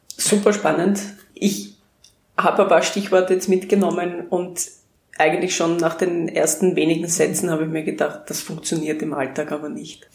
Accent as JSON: {"language": "German", "town": "Krems an der Donau", "region": "Lower Austria", "country": "Austria", "tie": "born or raised there", "moved": "yes", "said": "weil ich in meine Heimatstadt wieder zurückkehre"}